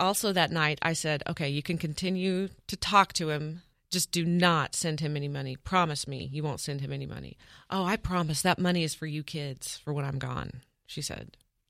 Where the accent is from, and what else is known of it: Independence, Kansas, United States; born or raised there